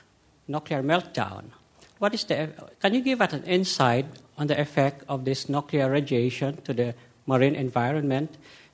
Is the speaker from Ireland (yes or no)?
no; Philippines; moved away; I am from the Philippines, and my country is too close to Japan